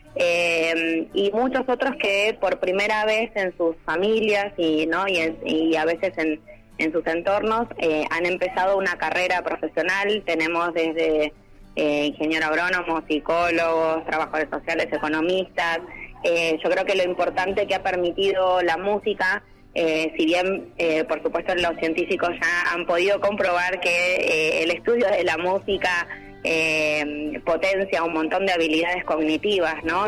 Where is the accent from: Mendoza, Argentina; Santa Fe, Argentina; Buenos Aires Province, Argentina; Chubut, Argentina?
Buenos Aires Province, Argentina; Chascomús; moved away as an adult; los niños de mi pueblo